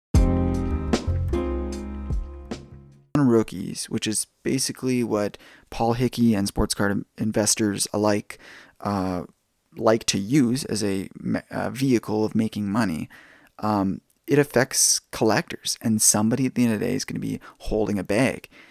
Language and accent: English; Canada; being a Canadian